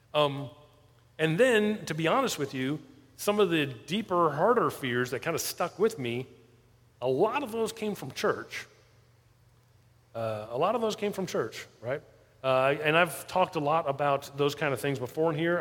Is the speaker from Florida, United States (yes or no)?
yes; South Florida, United States; moved away as an adult; I grew up in South Florida